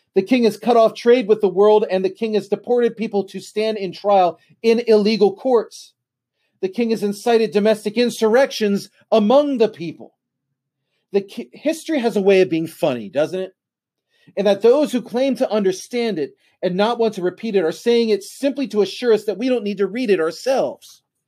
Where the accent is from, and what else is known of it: United States